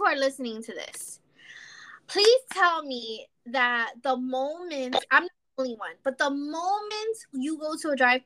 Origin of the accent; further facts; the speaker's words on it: New York City, New York, United States; moved away as an adult; now in North Carolina, United States; And I was born and raised in the Bronx. I am a South Bronx girl in the Bronx